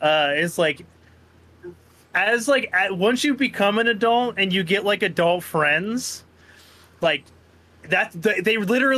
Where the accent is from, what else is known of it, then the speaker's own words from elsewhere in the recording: Netherlands; I'm from Holland, isn't that weird?